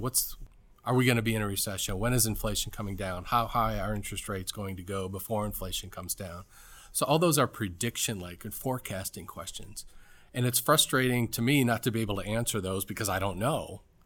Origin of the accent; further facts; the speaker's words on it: Cleveland, Ohio, United States; moved away; also born or lived in Atlanta / Washington, D.C.; I'm from Cleveland, Ohio.